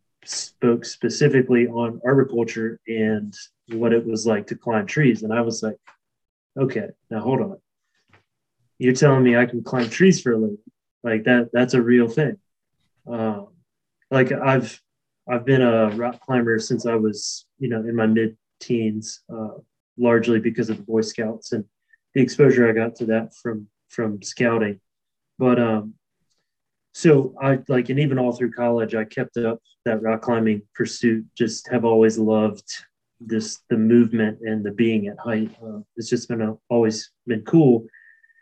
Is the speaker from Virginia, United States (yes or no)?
yes; Virginia, United States; also born or lived in Kentucky; I'm born and bred in Virginia, and it's where I live now.